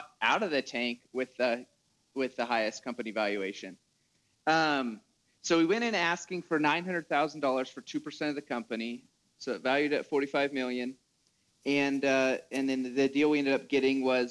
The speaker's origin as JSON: {"language": "English", "region": "Washington", "country": "United States", "tie": "born or raised there", "also_born_or_lived": "Utah", "moved": "as an adult", "said": "I grew up in Washington. My dad farms up there."}